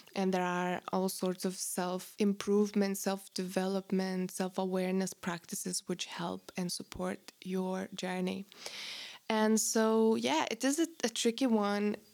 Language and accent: English; Lithuania; moved away; I grew up in Post-Soviet Russian, um, Lithuania